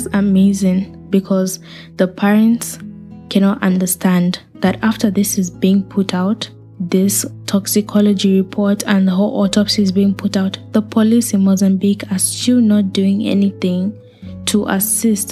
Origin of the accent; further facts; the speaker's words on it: Zambia; I grew up in Africa. I'm from Zambia